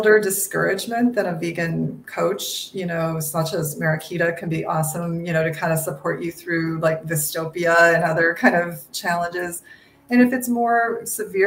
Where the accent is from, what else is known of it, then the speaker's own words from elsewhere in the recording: the Midwest of the United States, United States; I grew up in the Midwest of the United States, you know, which is kind of farm country